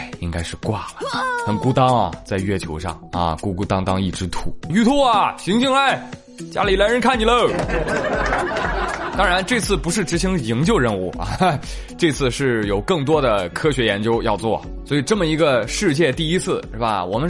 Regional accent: China; 不是中国人不浪漫，是我们中国人几千年的浪漫不是那么好懂。

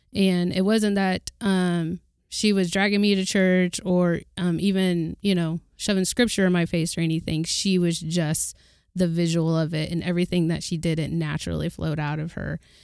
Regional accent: Oklahoma, United States; I'm from Oklahoma

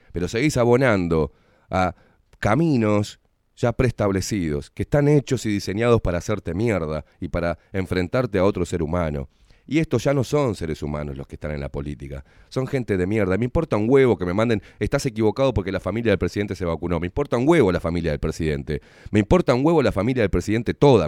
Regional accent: Uruguay; somos todos los uruguayos de a pie

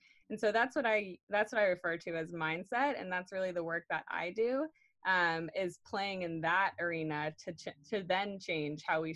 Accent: Cape Cod, Massachusetts, United States; I'm from Cape Cod, Massachusetts

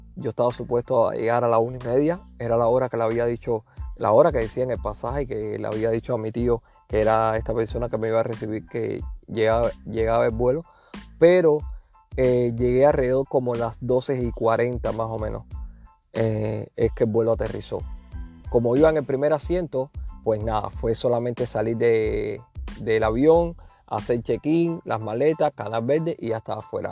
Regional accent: Cuba; also born or lived in Havana; now in Phoenix, United States; como decimos en buen cubano

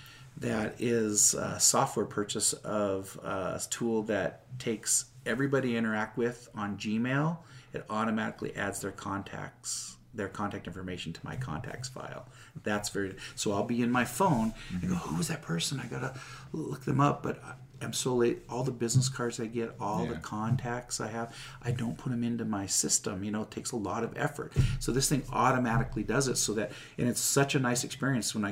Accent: Seattle, Washington, United States; moved away as an adult; now in Utah, United States; I'm from Seattle

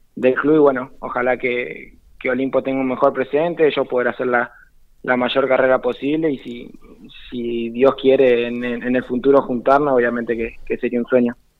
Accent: Carmen de Patagones, Buenos Aires Province, Argentina; also born or lived in Bahía Blanca; now in Buenos Aires, Argentina; yo soy Carmen de Patagón, del, pueblito más al sur de, la provincia de Buenos Aires

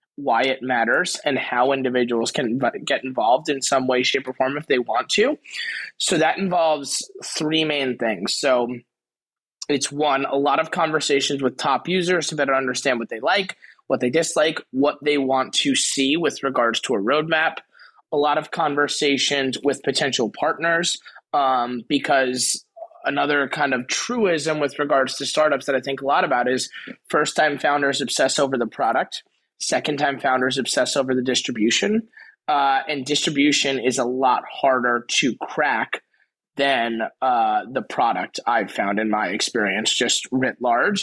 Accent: Garden City, New York, United States; also born or lived in Queens, New York; born in Queens, raised in Long Island

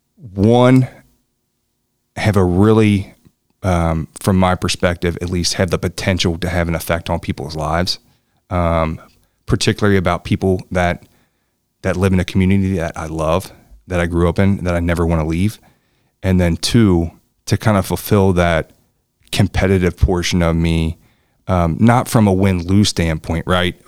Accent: Newport, Kentucky, United States; I grew up in, in, in Newport. I grew up in Campbell County

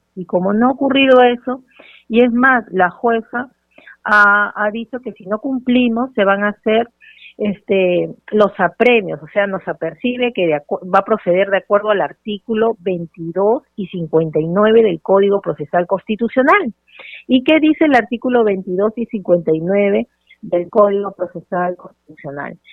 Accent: Peru

